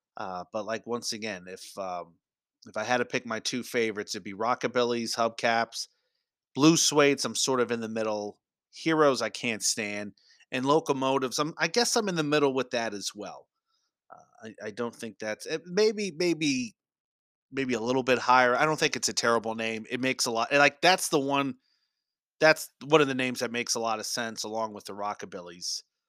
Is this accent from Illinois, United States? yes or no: no; New Jersey, United States; I grew up in New Jersey, and we had a roller hockey team in the Roller Hockey International.